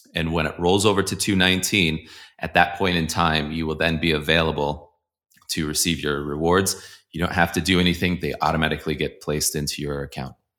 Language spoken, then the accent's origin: English; Colorado, United States; also born or lived in Boulder, Colorado; I'm from Colorado. I'm in Boulder, Colorado